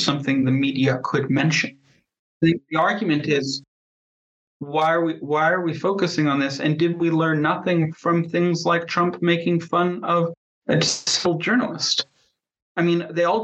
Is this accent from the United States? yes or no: no; Canada; I am Canadian